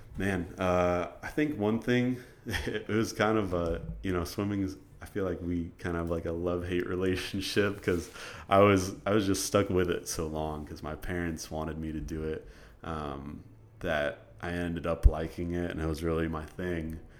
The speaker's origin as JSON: {"language": "English", "region": "Iowa", "country": "United States", "moved": "as an adult", "lives_now": "College Station, United States", "said": "I'm from Iowa originally"}